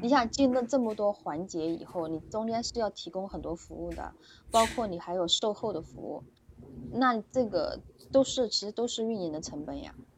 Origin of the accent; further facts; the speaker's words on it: Suzhou, Jiangsu, China; 我是，我是那个苏州的